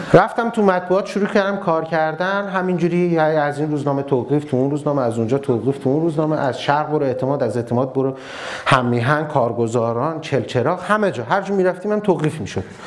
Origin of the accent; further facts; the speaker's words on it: Ahvaz, Khuzestan, Iran; moved away as an adult; now in Tehran, Iran; من از اهواز اومدم تهران من بچه اهوازم